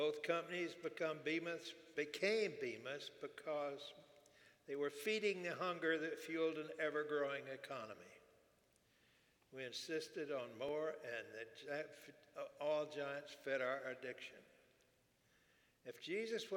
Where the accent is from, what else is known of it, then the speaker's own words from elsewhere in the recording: Houston, Texas, United States; I grew up in Houston.